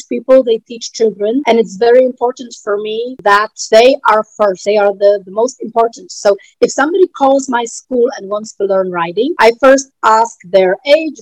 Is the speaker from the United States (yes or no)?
no; Poland; I'm from Poland.